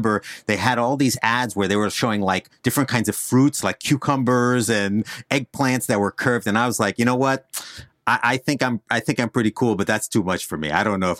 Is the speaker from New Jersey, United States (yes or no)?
yes; New Jersey, United States; accent: Jersey; The accent that I can turn off is the Jersey accent. I'm from Northern New Jersey.